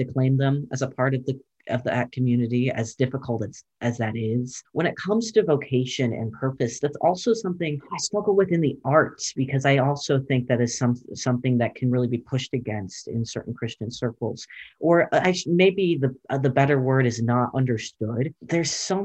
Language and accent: English; Zanesville, Ohio, United States; moved away as an adult; I'm from Zanesville, Ohio, which is a part of the foothills of Appalachia